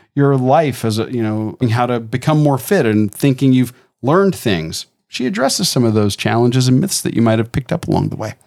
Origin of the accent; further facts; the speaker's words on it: Tampa, Florida, United States; growing up in Tampa when Channel Side first opened